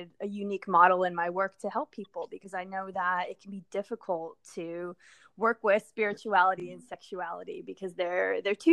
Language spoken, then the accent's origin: English; Southwest, United States; moved away as an adult; also born or lived in New Mexico; now in California, United States; I grew up in the Southwest with a big family